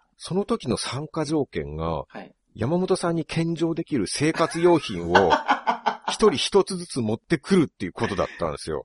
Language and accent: Japanese; Japan; 僕は中国人じゃなくて日本人